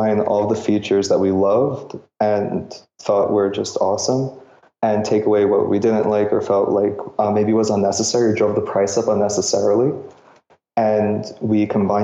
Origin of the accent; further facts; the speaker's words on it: New York City, New York, United States; I grew up in New York, so really not many options to get outdoors